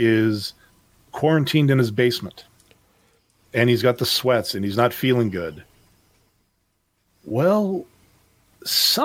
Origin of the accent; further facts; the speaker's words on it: Canada; I'm Canadian